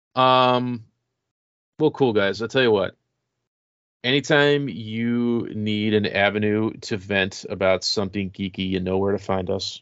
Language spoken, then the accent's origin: English; Rochester, United States; we had Young Life where I grew up in Rochester